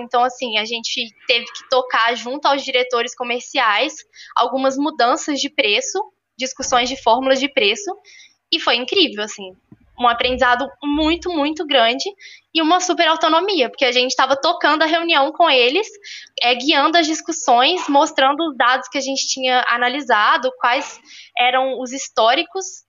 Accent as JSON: {"language": "Portuguese", "town": "Belo Horizonte", "region": "Minas Gerais", "country": "Brazil", "tie": "born or raised there", "also_born_or_lived": "Ouro Preto", "said": "eu tenho 22 anos, sou natural de Belo Horizonte"}